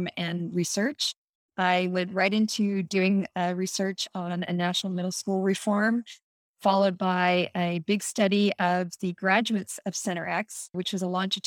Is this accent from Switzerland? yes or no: no; Toronto, Ontario, Canada; moved away as an adult; now in United States; I immigrated from Canada 30 years ago. I was brought up in a white middle-class neighborhood in Toronto